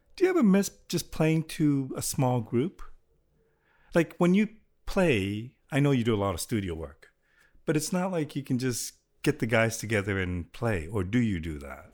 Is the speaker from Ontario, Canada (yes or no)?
yes; Toronto, Ontario, Canada; I grew up in Willowdale